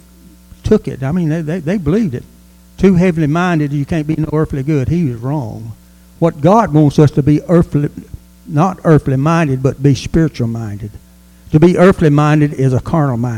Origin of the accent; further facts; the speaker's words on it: United States; we are American, and we live in America